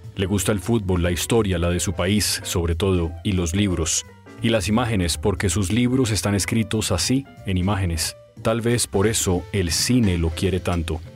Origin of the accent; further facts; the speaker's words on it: Colombia; yo no soy argentino, sino colombiano